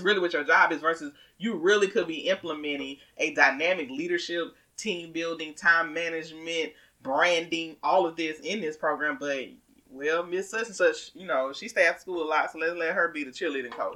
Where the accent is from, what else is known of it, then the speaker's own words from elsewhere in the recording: the South, United States; accent: southern; I used to be ashamed of my southern accent, but I am proud